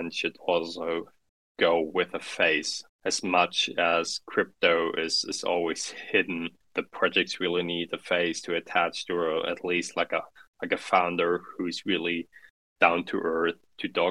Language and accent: English; Central Germany, Germany; English is a second language; So I grew up in a midtown city, so not too big, not too small. In mid-Germany. So I grew up German mainly, but also Russian from the influence from my mother